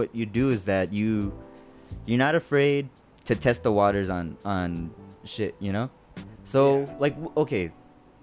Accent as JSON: {"language": "English", "town": "El Paso", "region": "Texas", "country": "United States", "said": "We're both artists from El Paso, Texas"}